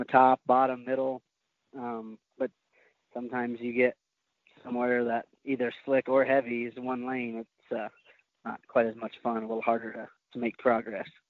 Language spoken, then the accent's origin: English; Oklahoma, United States; I was from Oklahoma.